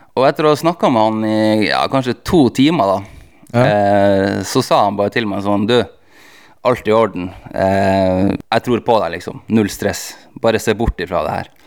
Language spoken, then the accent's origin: Norwegian; Tromsø, Troms, Norway; jeg er fra Tromsø